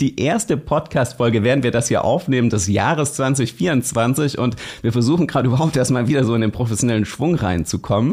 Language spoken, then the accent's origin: German; Germany; als Deutsche